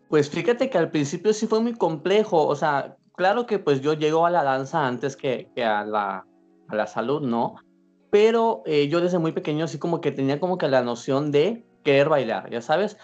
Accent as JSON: {"language": "Spanish", "town": "Mérida", "region": "Yucatán", "country": "Mexico", "said": "yo soy de aquí de Mérida"}